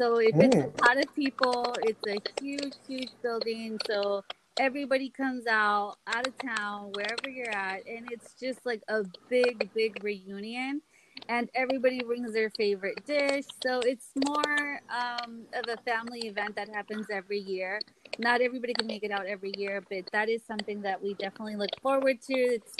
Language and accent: English; Mexico; The part of Mexico where we're from, I'm from Guanajuato, Michoacan